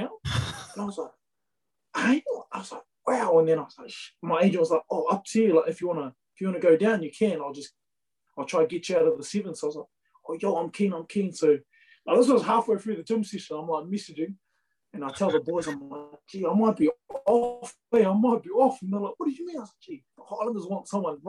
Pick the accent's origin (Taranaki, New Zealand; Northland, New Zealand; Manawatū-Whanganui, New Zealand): Manawatū-Whanganui, New Zealand; Whanganui; also born or lived in Fiji; Yeah, I was born in Fiji. I moved over when I was about one though, so like I didn't really, wasn't really brought up in Fiji. Straight to Whanganui. Was brought up in Whanganui.